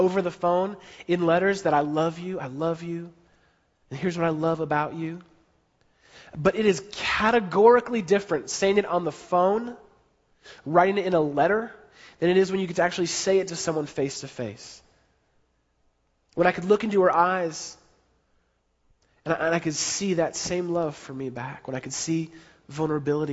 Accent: San Francisco, California, United States; I grew up in San Francisco, so I was living in San Francisco

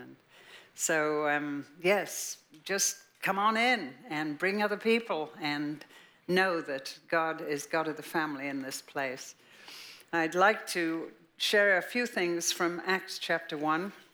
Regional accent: Liverpool, North West England, United Kingdom; born or raised there; moved away as an adult

